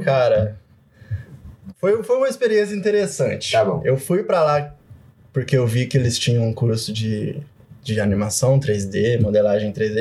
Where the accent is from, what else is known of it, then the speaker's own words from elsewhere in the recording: Brazil; moved away as an adult; now in Canada; sou de cidade pequena, tipo, a cidade onde eu nasci tem 60 mil habitantes hoje em dia